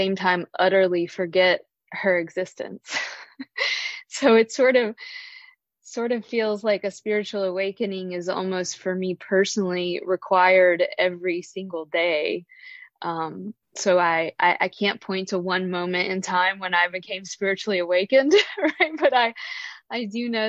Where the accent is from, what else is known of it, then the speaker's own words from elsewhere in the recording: the American South, United States; also born or lived in San Francisco, California; now in Charlottesville, United States; growing up in the American South in the 1980s